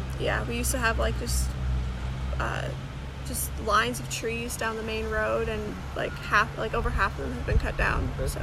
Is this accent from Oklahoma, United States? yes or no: no; Georgetown, Texas, United States; now in Huntsville, United States; I'm from Georgetown. It's over by Austin.